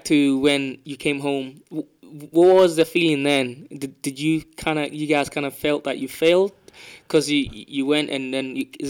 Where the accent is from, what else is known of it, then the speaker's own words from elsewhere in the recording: London, United Kingdom; also born or lived in Africa; I'm from Peckham